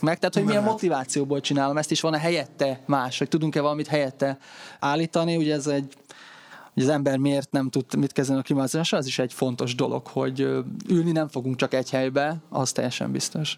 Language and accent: Hungarian; Tokaj-Hegyalja, Borsod-Abaúj-Zemplén, Hungary; én Tokajhegyáról származom